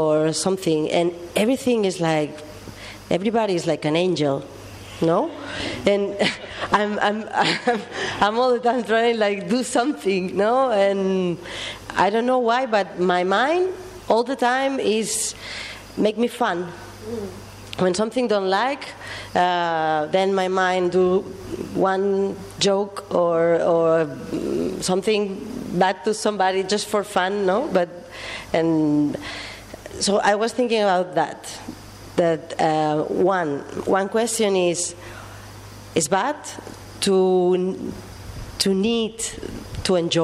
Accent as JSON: {"language": "English", "town": "Barcelona", "region": "Catalonia", "country": "Spain", "said": "I come from Barcelona"}